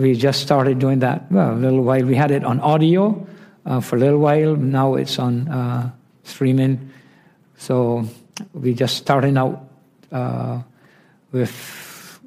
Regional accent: Barbados; I'm from Barbados

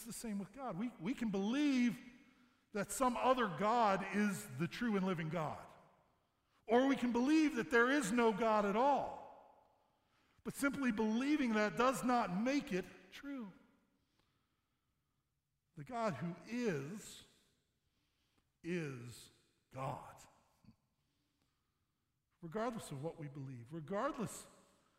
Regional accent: St. Louis, Missouri, United States; now in Michigan, United States; I'm from Missouri. I'm from St. Louis. We moved here about 14 years ago.

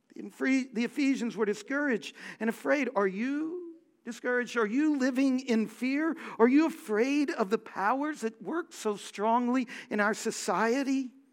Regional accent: Houston, Texas, United States; I grew up in Houston

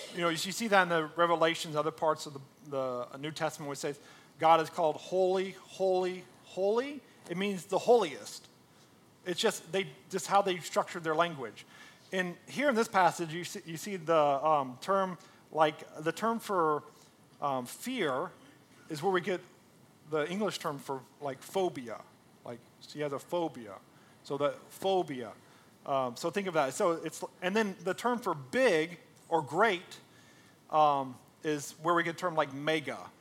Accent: United States; we're Americans, right? Like, I'm an American

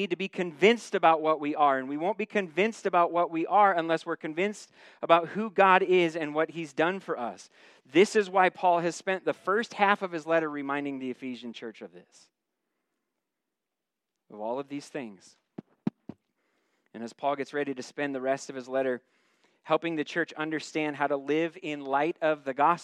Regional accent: United States; As an American citizen

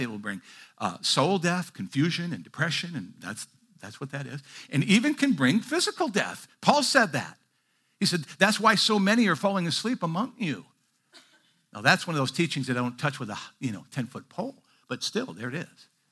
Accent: Midwest, United States; moved away; I grew up in the Midwest

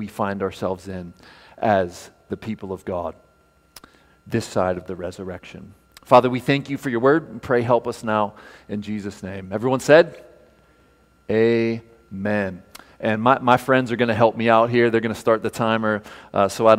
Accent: United States; our day as Americans

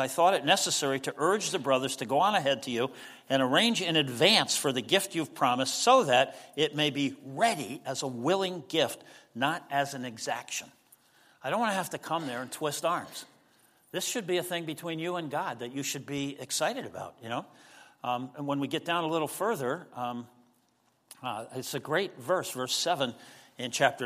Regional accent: United States; we're Americans, and so, you know, we live in this culture

